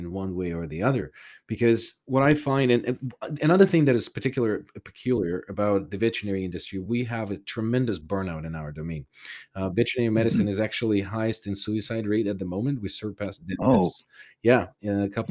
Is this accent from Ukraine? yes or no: yes; Ukraine; moved away; I was born in Soviet Union. I'm originally from Ukraine.